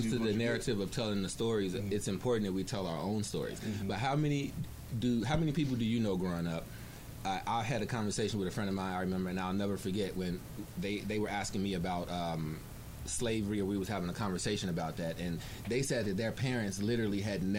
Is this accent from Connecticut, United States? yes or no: no; Chicago, Illinois, United States; accent: American; moved away; I'm from Chicago, and my sister and my family, they all live, in the hood right now